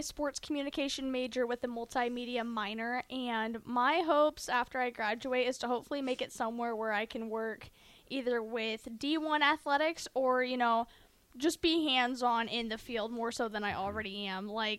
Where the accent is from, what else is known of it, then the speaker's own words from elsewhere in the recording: Gothenburg, Nebraska, United States; originally I was from Gothenburg